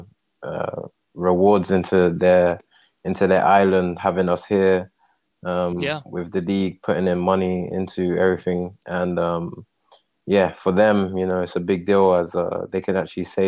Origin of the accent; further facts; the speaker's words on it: London, United Kingdom; moved away as an adult; now in Calgary, Canada; I'm from London